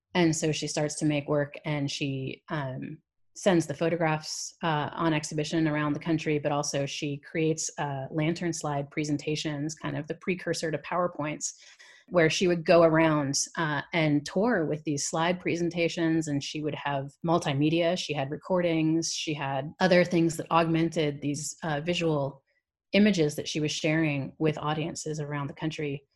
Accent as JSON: {"language": "English", "region": "New York", "country": "United States", "tie": "born or raised there", "also_born_or_lived": "London, United Kingdom / Canada", "accent": "American", "said": "I quickly picked up, uh, an American one when we moved to New York, uh, which is where I grew up for the most part"}